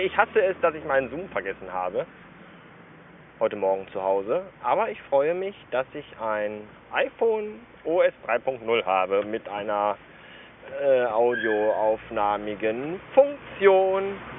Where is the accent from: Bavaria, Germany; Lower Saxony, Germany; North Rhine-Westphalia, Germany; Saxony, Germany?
North Rhine-Westphalia, Germany; born or raised there